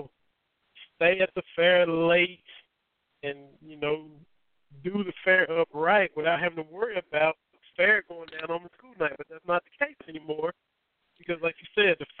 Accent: Harlan, Kentucky, United States; moved away as an adult; sports editor of my hometown paper, the Harlan Daily Enterprise

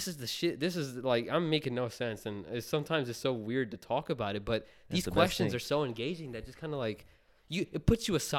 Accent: Punjab, India; like I'm Indian, right? I'm Punjabi, and my culture is coming from there.

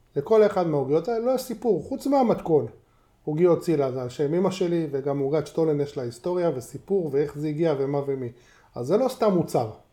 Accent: Tel Aviv, Tel Aviv District, Israel; נולדתי ליד דיזנגרוף סנטר. גרנו שם כל החיים, זו השכונה שלי

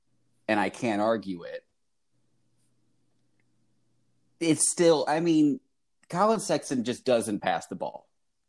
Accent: Ohio, United States; moved away as an adult; now in Michigan, United States; I'm from Ohio, but I've been living in Michigan for 6 years.

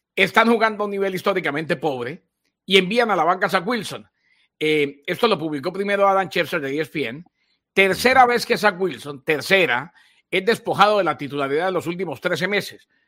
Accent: Bucaramanga, Santander, Colombia; mi pueblo, en mi ciudad, Bucaramanga

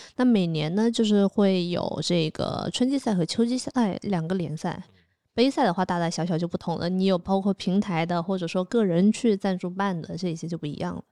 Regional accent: Nanning, Guangxi, China; moved away as an adult; also born or lived in Shanghai; now in Chengdu, China; 我是在南宁长大的嘛

